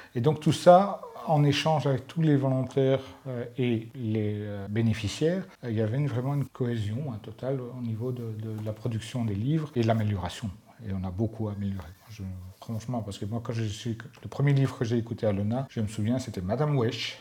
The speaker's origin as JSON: {"language": "French", "town": "Mons", "region": "Wallonia", "country": "Belgium", "also_born_or_lived": "Brussels", "accent": "Walloon", "moved": "as an adult", "said": "venant de Mons"}